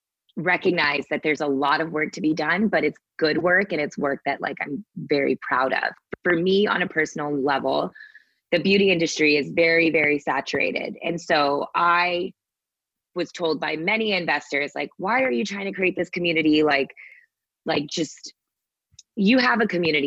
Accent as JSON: {"language": "English", "town": "Sugar Land", "region": "Texas", "country": "United States", "tie": "born or raised there", "said": "that little Indian girl growing up in Sugarland, Texas"}